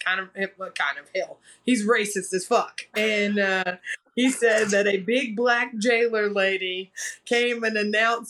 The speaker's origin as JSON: {"language": "English", "region": "South Carolina", "country": "United States", "tie": "born or raised there", "also_born_or_lived": "Brevard, North Carolina", "moved": "yes", "lives_now": "Asheville, United States", "said": "we went back to South Carolina, where my mom's family is from"}